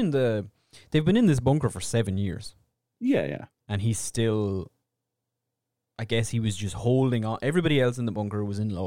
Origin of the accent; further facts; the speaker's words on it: Australia; Australian. I mean, I am Australian. I am Australian, mate.